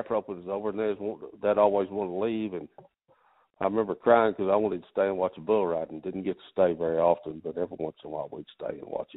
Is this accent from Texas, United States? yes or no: yes; Abilene, Texas, United States; I'm from Abilene